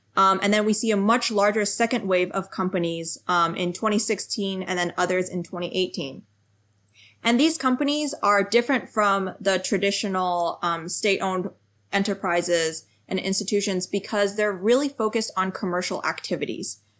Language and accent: English; United States; also born or lived in France / New York; I grew up in the United States um, with Chinese parents, so speaking Chinese